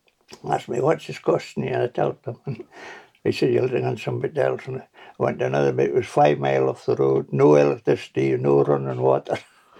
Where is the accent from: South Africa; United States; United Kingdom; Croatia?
United Kingdom; Gretna, Scotland; moved away as an adult; now in Tobermory, United Kingdom; we moved from Gretna Green to Gretna and got a three-bedroom council of what it was.